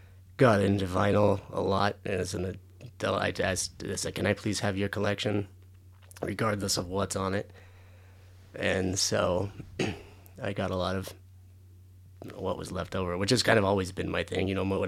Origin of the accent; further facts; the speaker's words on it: San Diego, California, United States; born there; I was born in San Diego.